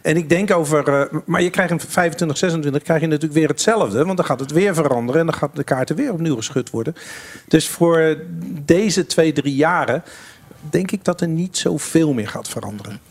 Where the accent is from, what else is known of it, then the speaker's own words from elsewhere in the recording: Netherlands; als Nederlander